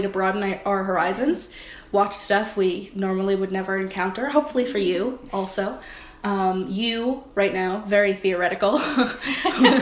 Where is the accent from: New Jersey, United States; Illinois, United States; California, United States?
New Jersey, United States; We're two dipshits from Jersey